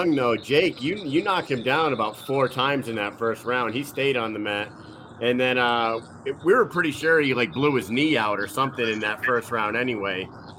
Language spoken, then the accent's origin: English; Connecticut, United States; when I tell people that I'm from Connecticut, they just said, oh, you're in New England.